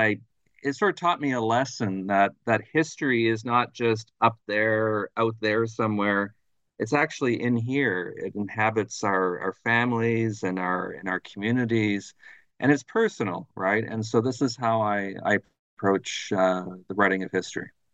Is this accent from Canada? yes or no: yes; Thunder Bay, Ontario, Canada; moved away as an adult; also born or lived in Ottawa; now in Montreal, Canada; I'm originally from Thunder Bay, Ontario, which is right on, on the north shore of Lake Superior